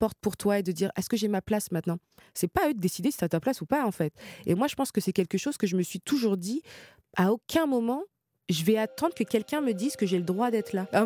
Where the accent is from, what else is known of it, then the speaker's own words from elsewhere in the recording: Créteil, Île-de-France, France; mais moi, donc j'ai grandi à Créteil. Je viens principalement de là, avec des origines d'Afrique du Nord, donc d'Algérie et de Tunisie.